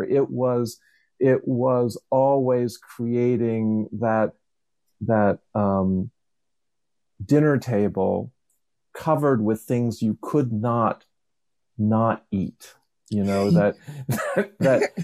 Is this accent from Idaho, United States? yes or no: no; Levittown, Pennsylvania, United States; I grew up outside of Philadelphia in one of those Levittowns